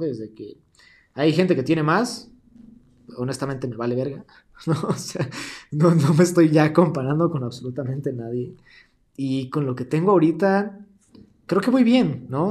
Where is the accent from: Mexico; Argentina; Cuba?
Mexico; yo me sentía ajeno a mi tierra